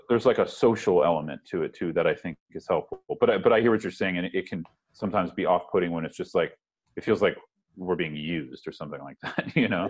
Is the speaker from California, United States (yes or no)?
yes; San Francisco Bay Area, California, United States; moved away as an adult; also born or lived in Berkeley, California / Boston; now in Brooklyn, United States; I grew up in the San Francisco Bay Area